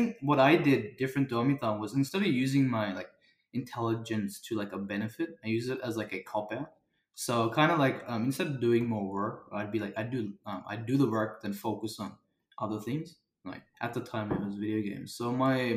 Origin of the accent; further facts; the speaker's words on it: Australia; I was born in Australia